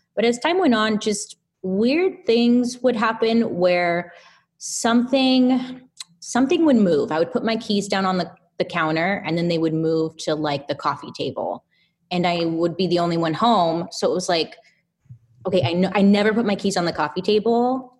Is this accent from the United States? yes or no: yes; Inland Empire, Southern California, United States; the Inland Empire, Southern California